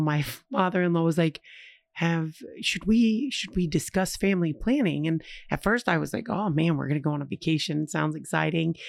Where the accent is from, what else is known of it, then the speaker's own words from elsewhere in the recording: United States; as an American